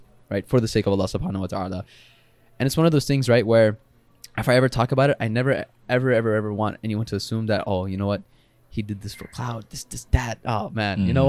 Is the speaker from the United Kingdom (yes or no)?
no; Pakistan; I made cool videos, like, you know, about being Pakistani, some very stereotypical videos